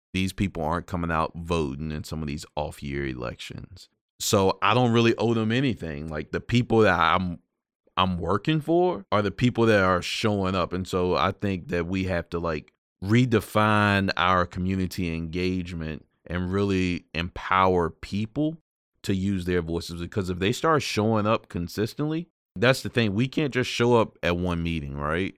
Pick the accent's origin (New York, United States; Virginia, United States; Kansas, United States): Virginia, United States; Prince Edward County; growing up in a community that still has this ugly scar from massive resistance and segregated public schools. So, for those of y'all don't know, I'm from Prince Edward County